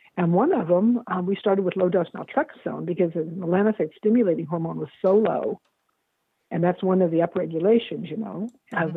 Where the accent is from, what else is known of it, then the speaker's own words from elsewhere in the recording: California, United States; now in Seattle, United States; I'm from California.